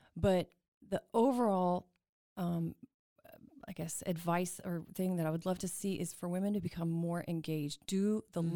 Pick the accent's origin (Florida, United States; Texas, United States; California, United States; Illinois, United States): Texas, United States; Houston; also born or lived in New York; now in Waco, United States; I grew up in Houston